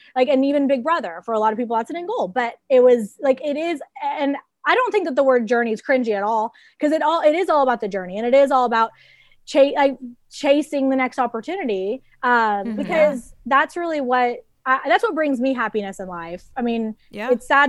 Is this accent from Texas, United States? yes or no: yes; Dallas, Texas, United States; I grew up in Dallas, Texas.